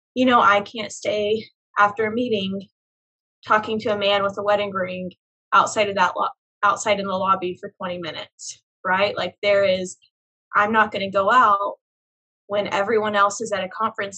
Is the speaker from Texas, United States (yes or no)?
no; Tulsa, Oklahoma, United States; I grew up in Oklahoma.